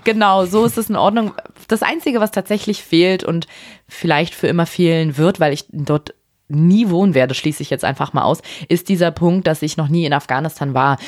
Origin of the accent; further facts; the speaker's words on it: Berlin, Germany; ich bin in Berlin geboren